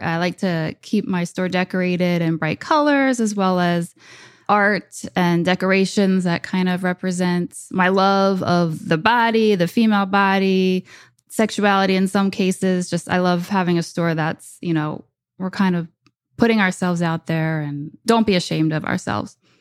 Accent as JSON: {"language": "English", "region": "New Jersey", "country": "United States", "also_born_or_lived": "New York", "said": "open a store back in Jersey"}